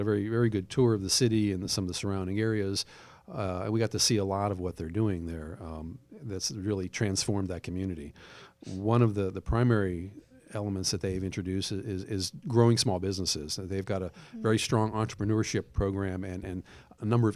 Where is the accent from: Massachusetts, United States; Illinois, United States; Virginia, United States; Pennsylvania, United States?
Pennsylvania, United States; Pittsburgh; moved away as an adult; also born or lived in Georgia; now in Douglasville, United States; my hometown, Pittsburgh, Pennsylvania